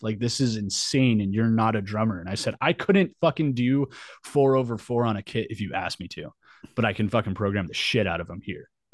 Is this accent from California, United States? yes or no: no; Albuquerque, New Mexico, United States; moved away as an adult; also born or lived in San Diego; I was born and raised in Albuquerque, New Mexico